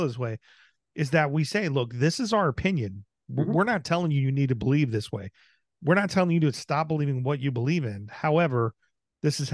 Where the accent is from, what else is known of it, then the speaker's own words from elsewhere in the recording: United States; as an American